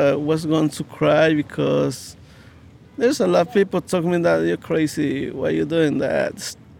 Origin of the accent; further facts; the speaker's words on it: Guatemala; now in New York City, United States; I'm from Guatemala